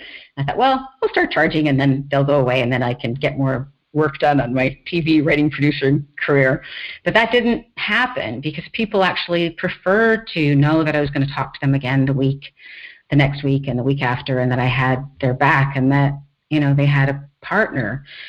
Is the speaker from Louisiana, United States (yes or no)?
no; Iowa, United States; born there; also born or lived in Los Angeles / Newport Beach; now in San Francisco, United States; My parents were studying at the Iowa State University when I was born. So I was born in the States, so...